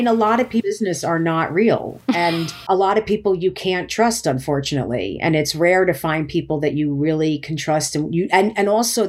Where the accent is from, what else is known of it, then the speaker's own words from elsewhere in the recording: New Jersey, United States; even though she grew up in Maryland, I grew up in New Jersey.